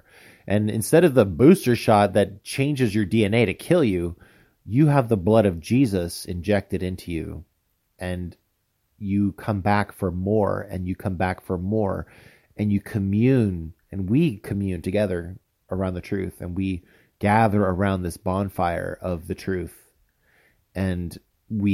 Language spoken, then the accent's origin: English; United States; moved away as an adult; also born or lived in Taipei, Taiwan; I'm a fat American